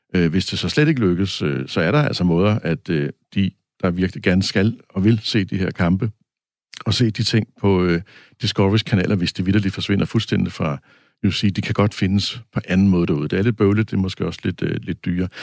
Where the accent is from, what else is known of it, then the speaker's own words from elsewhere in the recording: Denmark; vi danskere